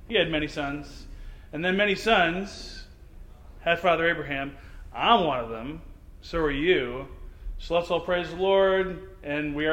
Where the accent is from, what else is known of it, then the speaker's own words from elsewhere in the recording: St. Louis, Missouri, United States; moved away; I am originally from St. Louis, Missouri